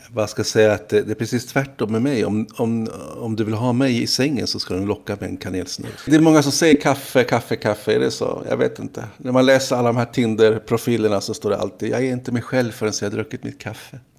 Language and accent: Swedish; Stockholm, Stockholm County, Sweden; oss stockholmare